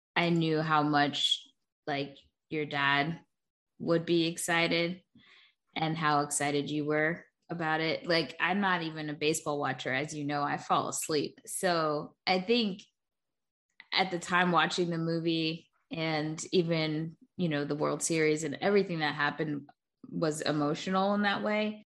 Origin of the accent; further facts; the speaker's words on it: New York, United States; I'm from New York